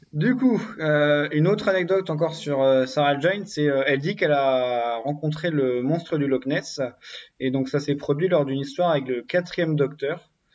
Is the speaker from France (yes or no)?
yes; Brittany, France; je suis breton